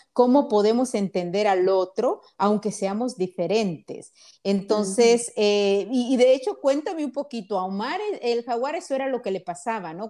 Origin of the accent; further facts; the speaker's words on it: Honduras; moved away as an adult; now in United States; soy de Honduras